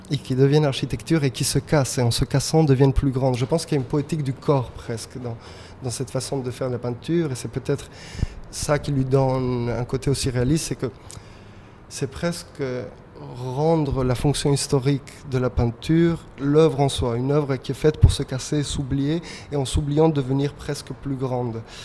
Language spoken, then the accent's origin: French; Madrid, Community of Madrid, Spain; also born or lived in England; now in Paris, France; Je suis né à Madrid